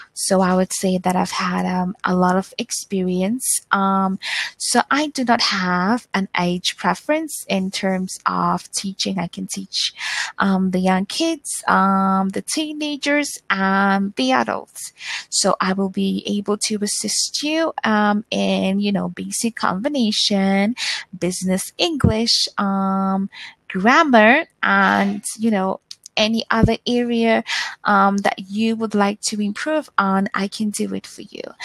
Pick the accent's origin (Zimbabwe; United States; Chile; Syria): Zimbabwe; I am from Zimbabwe